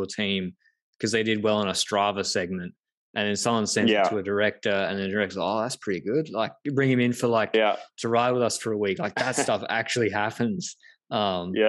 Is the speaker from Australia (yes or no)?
yes; Australia; as an Australian